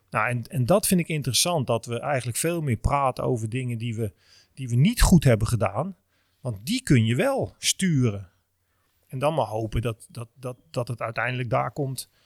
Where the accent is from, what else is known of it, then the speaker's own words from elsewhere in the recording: Netherlands; wij als Nederlanders, vooral denk ik Europeanen, zijn natuurlijk heel erg opgevoed